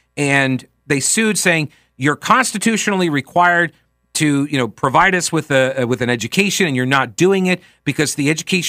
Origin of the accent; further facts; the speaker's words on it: New York, United States; now in South Carolina, United States; I came down from New York to go to college at Winthrop University.